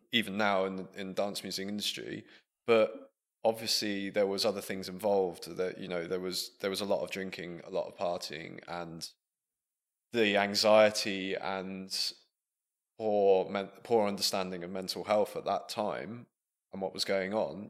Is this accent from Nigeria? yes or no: no; Buckingham, South East England, United Kingdom; moved away as an adult; also born or lived in Leicester; growing up in Buckingham, our nearest city being Milton Keynes